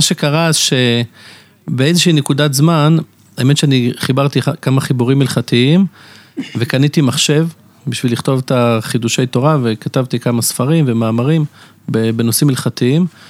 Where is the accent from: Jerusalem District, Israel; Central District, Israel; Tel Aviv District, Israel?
Jerusalem District, Israel; Jerusalem; moved away as an adult; now in Bnei Brak, Israel; גדלתי בירושלים